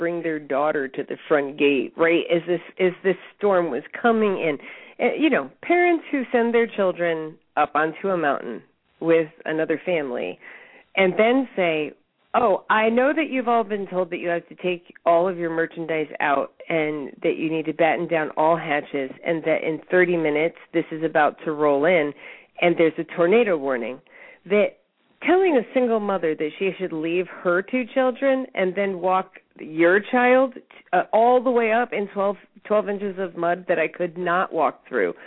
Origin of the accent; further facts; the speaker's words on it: Northeast, United States; I'm from the Northeast, you know. We have nor'easters, we get hurricanes.